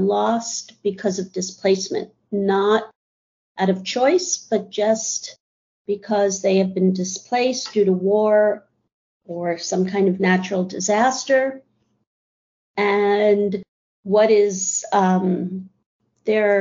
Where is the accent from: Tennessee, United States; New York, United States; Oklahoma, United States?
New York, United States; New York City; also born or lived in Columbus, Ohio / France / Minneapolis; I was born in New York City, stayed here through college, before college, through high school